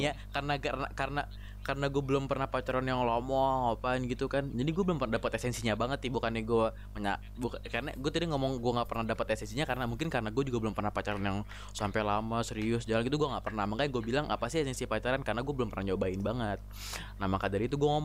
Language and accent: Indonesian; Jakarta, Indonesia; also born or lived in Kuningan; gue kan asli Jakarta ya Jakarta kuningan itu kira-kira 290 kilo nah gue sedih itu gue sedih jauh dari keluarga gue